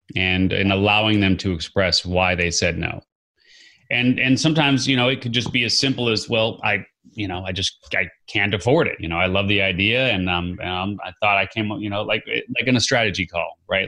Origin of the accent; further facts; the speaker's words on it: Chicago, Illinois, United States; I grew up in Chicago